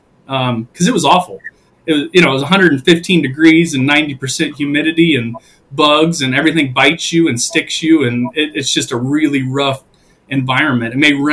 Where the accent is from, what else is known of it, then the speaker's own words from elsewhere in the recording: Indiana, United States; I grew up in the Midwest, specifically Indiana, on a small family farm there, and a diversified livestock operation. And so, you know, had pigs and sheep and cattle, and grew up showing in 4-H and FFA and whatnot